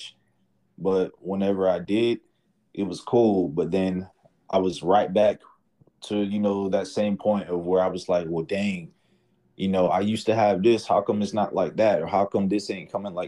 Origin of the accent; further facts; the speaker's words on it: Atlanta, Georgia, United States; I'm from Atlanta.